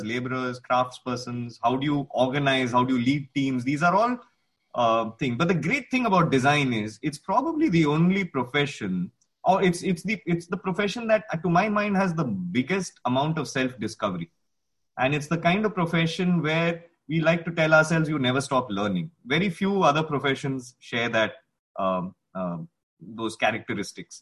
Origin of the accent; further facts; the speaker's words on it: India; as an Indian designer